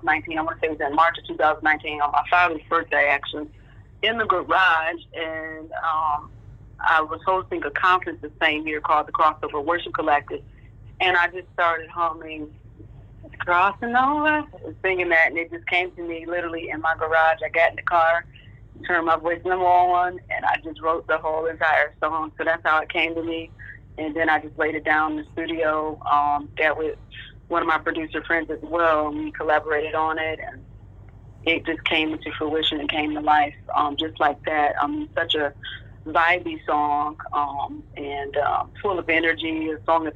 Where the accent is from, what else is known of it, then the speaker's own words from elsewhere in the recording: Michigan, United States; I grew up in Michigan